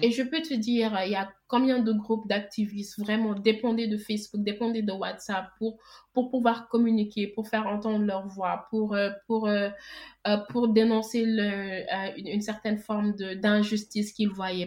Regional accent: Senegal; Je suis sénégalaise, j'ai vécu toute ma vie au Sénégal.

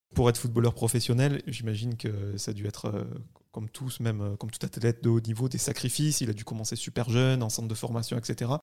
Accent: France; en tant que Français

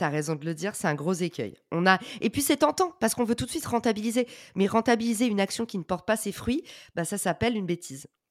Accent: France; accent: thick French accent (in English); j'ai un accent français à couper au couteau

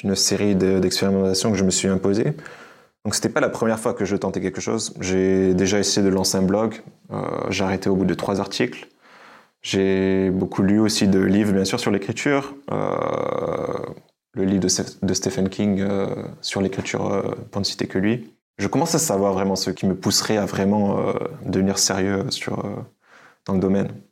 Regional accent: France; moved away as an adult; now in Budapest, Hungary; Je suis un Français d'origine

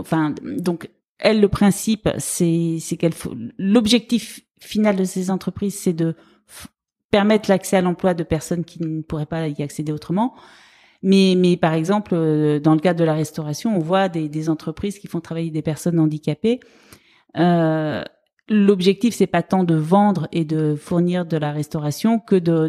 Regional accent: Brittany, France; also born or lived in Rennes / Dijon; now in Paris, France; je viens de Bretagne

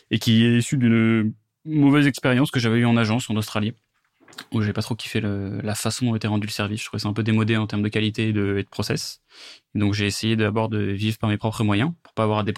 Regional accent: Versailles, Île-de-France, France; j'ai grandi à Versailles, euh, j'ai aujourd'hui 25 ans.

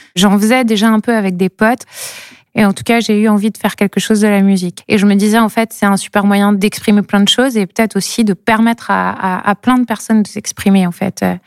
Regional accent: coast of Brittany, France; now in Brest, France; je suis originaire du côté de Prescott, en fait. Donc, je viens vraiment de la côte

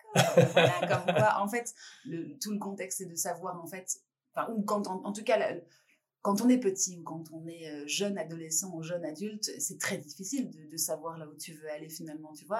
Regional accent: France; en tant que Française

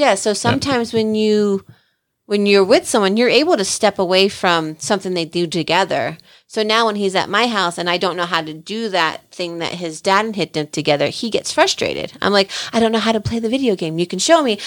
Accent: New Jersey, United States; I'm the girl from Jersey

